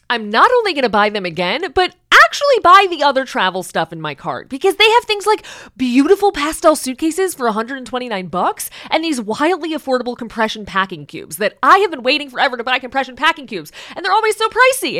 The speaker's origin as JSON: {"language": "English", "region": "Midwest", "country": "United States", "said": "as a Midwesterner"}